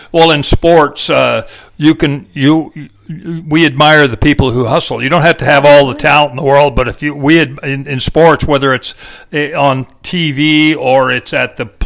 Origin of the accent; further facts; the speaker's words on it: El Paso, Texas, United States; now in Austin, United States; I'm from El Paso, so the yeah. beauty of the desert. I'm yeah. des- desert rat.